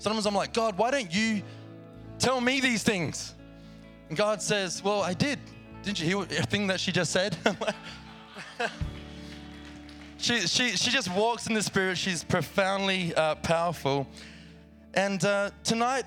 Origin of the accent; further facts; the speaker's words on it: Australia; accent: Australian; moved away; I'm very familiar with that place, as you might hear in my accent.